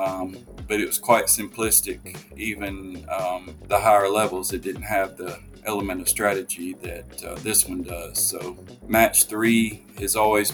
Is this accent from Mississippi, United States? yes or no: yes; Tupelo, Mississippi, United States; also born or lived in Jackson, Mississippi; I grew up in Jackson, Mississippi, and then I moved up to Tupelo, Mississippi, which is in North Mississippi, when I was in the fifth grade. And so I would consider Tupelo home because I did most of my growing up here